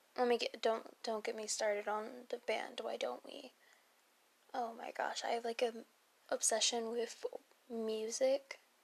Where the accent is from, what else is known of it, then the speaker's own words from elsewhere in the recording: Maryland, United States; I am born and raised in Maryland.